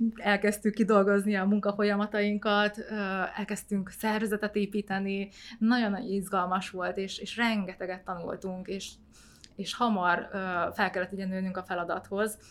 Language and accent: Hungarian; Hungary; also born or lived in Vietnam; Hosomi városban születtem, és két éves voltam, amikor ide költöztünk Magyarországra